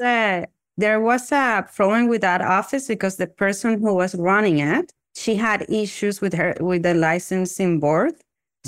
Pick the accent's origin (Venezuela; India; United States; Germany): Venezuela; moved away as an adult; now in Toronto, Canada; I'm originally from Venezuela, and I actually graduated from dental school back then in 2005 from the Central University of Venezuela. And then I moved to Canada